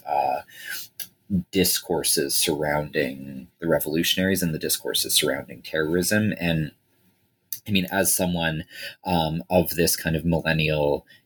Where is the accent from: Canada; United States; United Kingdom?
Canada; Toronto, Ontario; I grew up in Toronto and have lived in Toronto for most of my life other than basically my graduate studies.